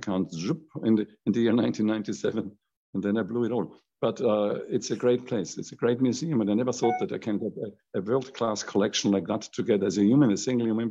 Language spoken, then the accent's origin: English; Vienna, Austria; I'm from Vienna.